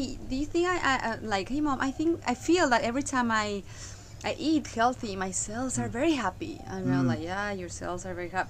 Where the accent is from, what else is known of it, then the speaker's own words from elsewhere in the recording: Mexico; moved away; I come from Mexico.